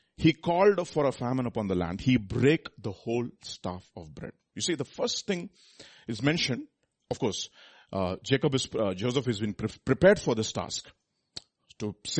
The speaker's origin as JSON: {"language": "English", "country": "India", "said": "I am from India"}